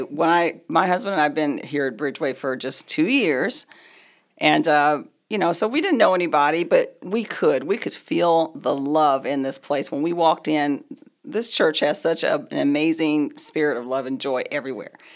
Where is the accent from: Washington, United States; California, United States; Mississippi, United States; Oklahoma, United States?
Oklahoma, United States; moved away as an adult; now in Colorado, United States; We've been here in Colorado for thirty-eight years. We're both from Oklahoma.